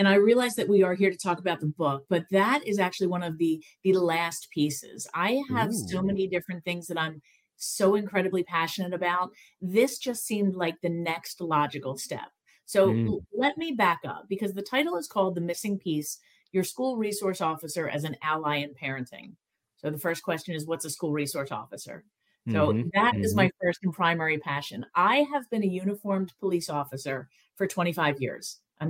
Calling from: Pennsylvania, United States; So I am just outside Philadelphia, Pennsylvania. So I'm not too far from New York.

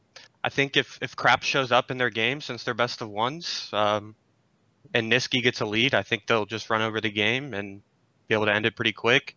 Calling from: Orlando, Florida, United States; Calling from Orlando, Florida

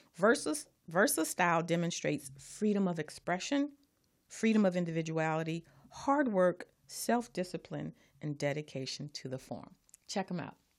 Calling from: Carson, California, United States; I'm calling from Carson, California

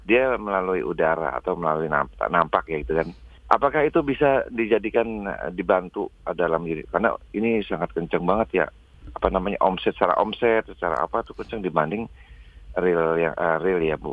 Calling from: Cirebon, West Java, Indonesia; Saya dari Cirebon, Pak.

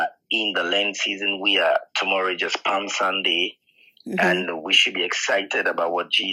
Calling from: Ghana; I'm speaking from Ghana, Africa, in West Africa, and we have different time zones.

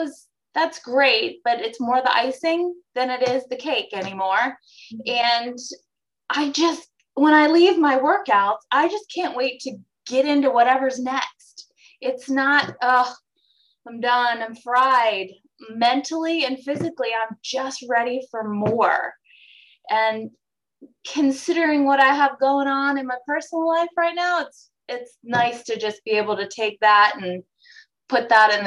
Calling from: Maryland, United States; I'm in Maryland.

